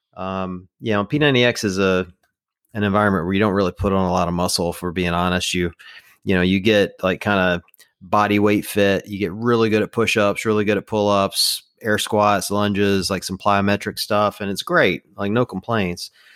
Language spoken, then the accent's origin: English; the South, United States; I grew up in the South